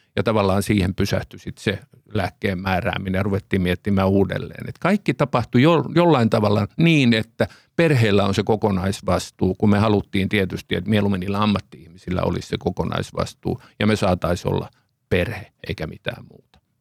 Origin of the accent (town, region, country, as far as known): Finland